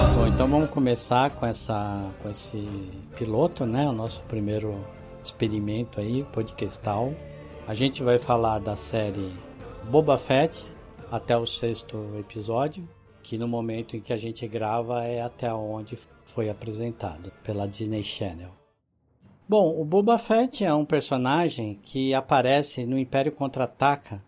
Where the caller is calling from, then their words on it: Mogi das Cruzes, São Paulo, Brazil; falo de Mogi das Cruzes, São Paulo